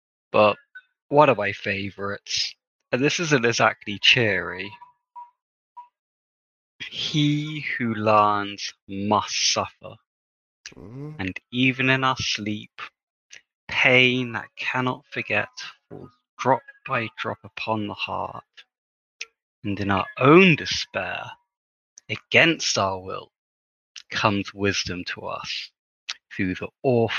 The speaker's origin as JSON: {"language": "English", "country": "Saudi Arabia", "said": "I'm from Saudi Arabia."}